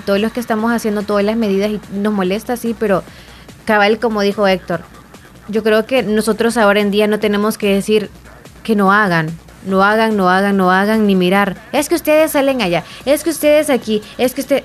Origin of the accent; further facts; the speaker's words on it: El Salvador; sí somos los salvadoreños